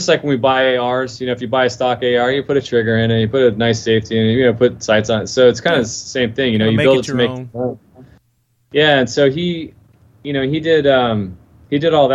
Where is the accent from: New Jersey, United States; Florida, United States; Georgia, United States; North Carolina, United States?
Florida, United States; I was born and raised here in Florida. And I'm only about 45 minutes south of Daytona.